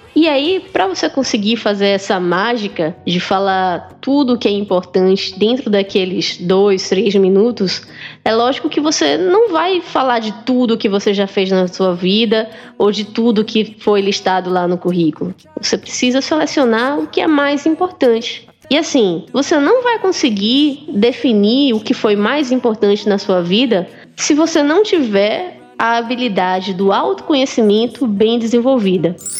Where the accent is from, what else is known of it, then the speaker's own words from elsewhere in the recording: Pernambuco, Brazil; pelo meu sotaque, eu sou de Pernambuco.